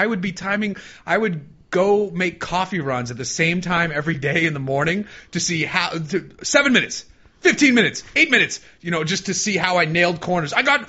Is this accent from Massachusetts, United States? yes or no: yes; Boston, Massachusetts, United States; now in California, United States; I'm from Boston